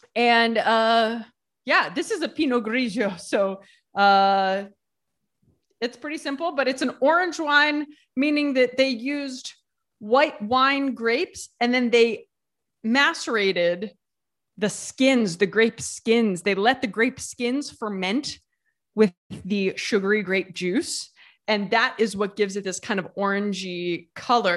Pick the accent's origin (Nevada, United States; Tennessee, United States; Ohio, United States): Ohio, United States; moved away as an adult; also born or lived in New York City; now in Italy; I moved to New York City, like, from Ohio.